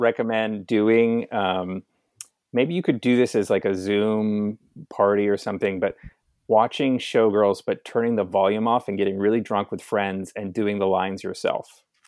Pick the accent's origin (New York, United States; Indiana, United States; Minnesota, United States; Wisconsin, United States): New York, United States; as a New Yorker